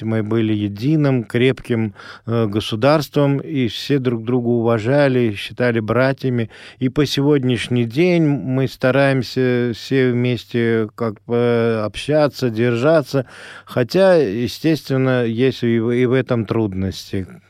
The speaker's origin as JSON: {"language": "Russian", "town": "Ashgabat", "country": "Turkmenistan", "tie": "born or raised there", "first_language": "Azerbaijani", "second_language": "Russian", "moved": "yes", "said": "Родился я в самой жаркой стране тогда нашего большого государства СССР, э, республики Туркмения, в городе Ашхабаде"}